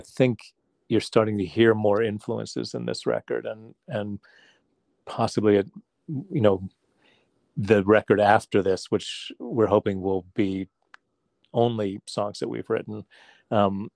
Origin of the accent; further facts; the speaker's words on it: West Virginia, United States; moved away; my home state in West Virginia